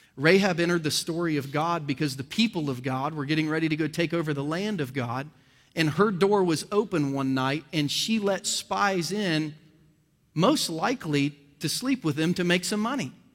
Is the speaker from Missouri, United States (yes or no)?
no; Ohio, United States; now in Kansas City, United States; I was born and raised in Ohio